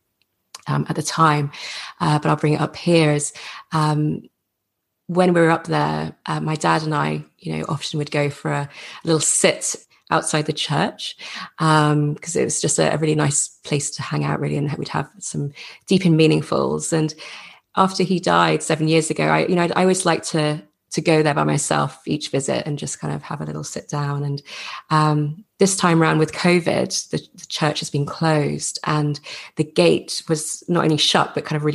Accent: England, United Kingdom; with my accent, I grew up in England, went to school in England, and have had an English father

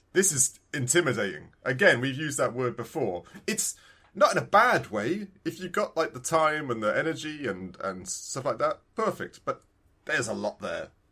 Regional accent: United Kingdom; I'm that British

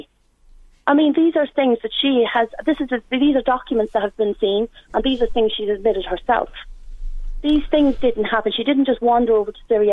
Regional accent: Dundalk, Leinster, Ireland; born or raised there

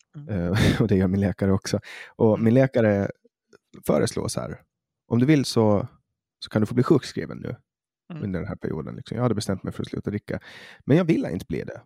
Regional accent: Åland Islands; nu kommer jag från Åland

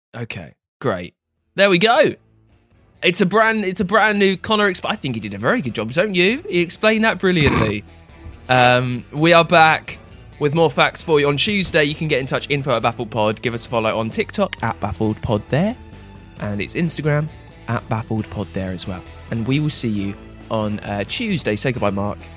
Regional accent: England, United Kingdom; we're English

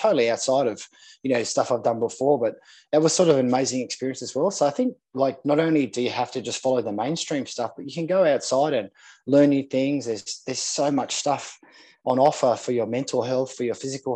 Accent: Sydney, New South Wales, Australia; I grew up in Manly, on Manly Beach here in Sydney.

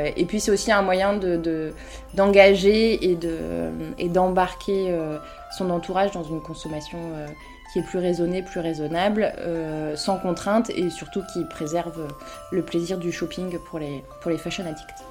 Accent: Lille, Hauts-de-France, France; Je suis lilloise euh, depuis, euh, depuis toujours.

